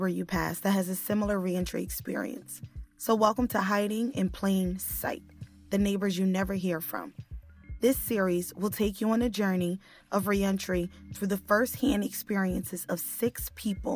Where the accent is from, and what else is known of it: United States; born or raised there; also born or lived in New Jersey